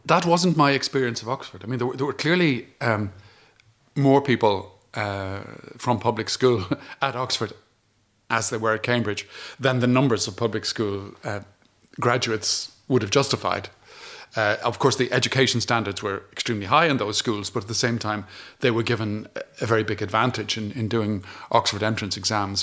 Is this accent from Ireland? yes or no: yes; Ireland; as an Irish person